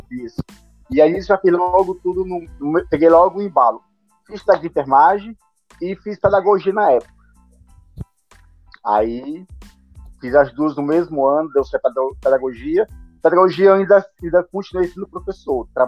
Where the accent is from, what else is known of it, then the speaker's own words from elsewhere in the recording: Fortaleza, Ceará, Brazil; eu sou de Fortaleza, Ceará